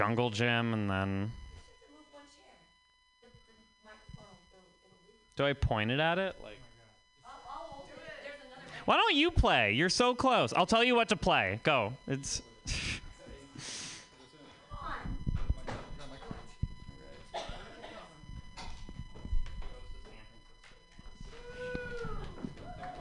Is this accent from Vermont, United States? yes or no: yes; Vermont, United States; I'm from Vermont